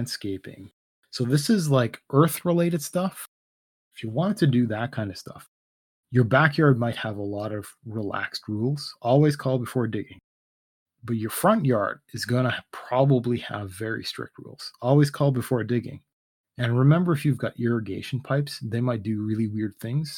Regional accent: Canada; I'm Canadian.

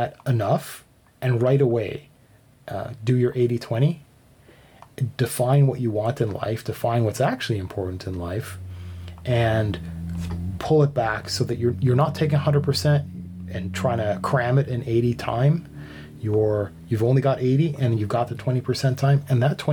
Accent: Canada; I was raised Canadian. So I'm Canadian

